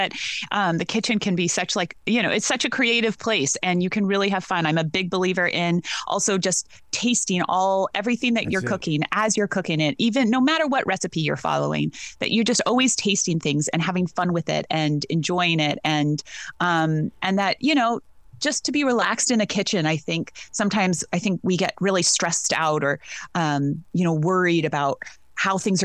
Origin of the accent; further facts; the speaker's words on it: Rancho San Julian, California's Central Coast, United States; I grew up on the ranch, and I went away for a while, and I came back